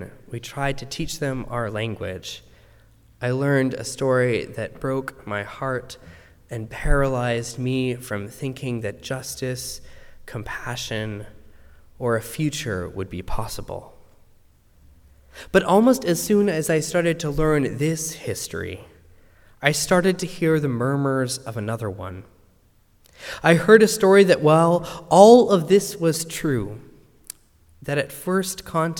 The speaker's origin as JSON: {"language": "English", "region": "Western Canada", "country": "Canada", "tie": "born or raised there", "said": "Now, I grew up in Canada, And I grew up in the West, and all I knew about Indigenous people as a child really could be found in a shoebox."}